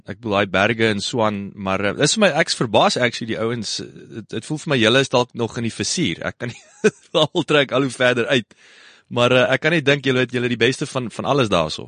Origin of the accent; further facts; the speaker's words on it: Kenhardt, Northern Cape, South Africa; moved away; also born or lived in Worcester; ek is op Kenhardt gebore